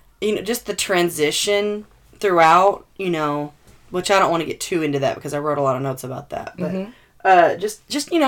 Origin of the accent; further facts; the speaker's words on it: Arkansas, United States; we're from Arkansas